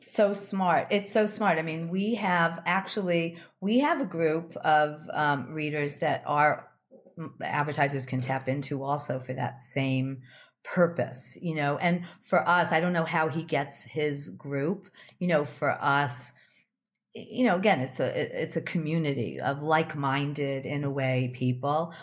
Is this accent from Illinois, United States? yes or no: yes; Chicago, Illinois, United States; I lived in Chicago. I grew up in Chicago.